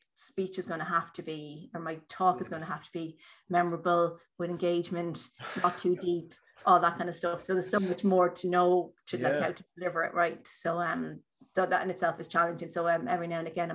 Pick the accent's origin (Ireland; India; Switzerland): Ireland; Drogheda, Leinster; I'm from Drogheda